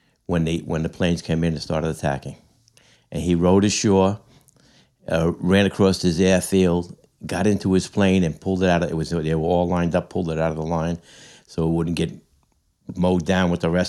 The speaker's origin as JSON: {"language": "English", "town": "Deer Park", "region": "New York", "country": "United States", "tie": "born or raised there", "lives_now": "Mount Sinai, United States", "said": "I grew up in Deer Park."}